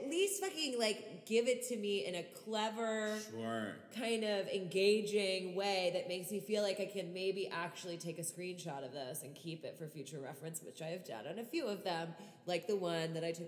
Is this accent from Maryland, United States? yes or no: yes; Baltimore, Maryland, United States; moved away as an adult; also born or lived in Fredericksburg, Virginia; now in New York, United States; I grew up in Baltimore. Shout out Baltimore, Ellicott City.